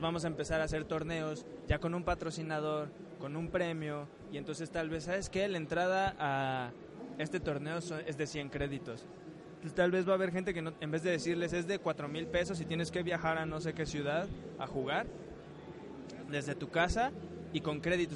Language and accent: Spanish; Mexico; como mexicanos lo vemos